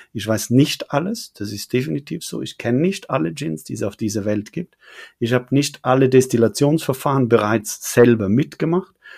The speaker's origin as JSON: {"language": "German", "country": "Switzerland", "accent": "Swiss", "said": "als Schweizer, wir können Hochdeutsch zwar sprechen"}